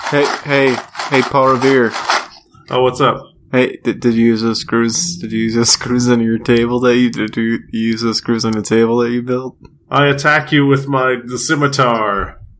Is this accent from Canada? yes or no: no; Australia; what do you know? I'm Australian.